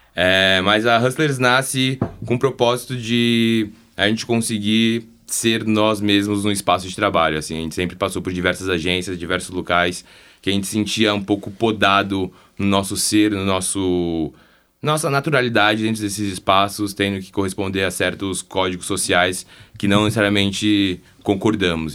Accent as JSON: {"language": "Portuguese", "country": "Brazil", "said": "somos brasileiros"}